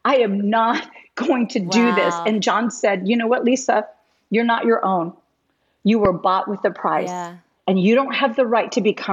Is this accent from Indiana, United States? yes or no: yes; West Lafayette, Indiana, United States; moved away; also born or lived in Tucson, Arizona; West Lafayette, Indiana, which was my hometown at the time